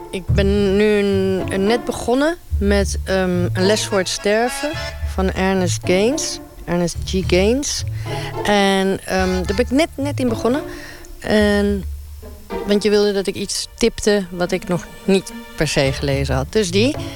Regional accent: Uruguay; now in Netherlands; ik kom dus uit Uruguay

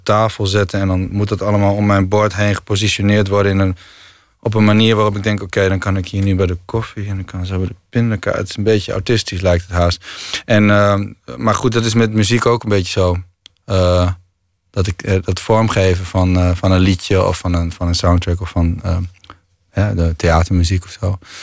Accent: Groningen, Netherlands; ik kom uit Groningen

